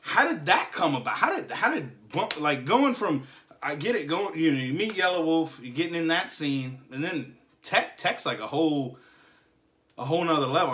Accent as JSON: {"language": "English", "town": "Jacksonville", "region": "Florida", "country": "United States", "said": "I'm from Jacksonville, Jacksonville, Florida"}